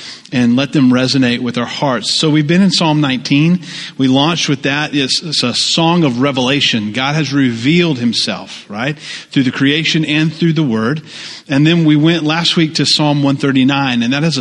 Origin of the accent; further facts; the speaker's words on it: the South, United States; moved away; I grew up in the South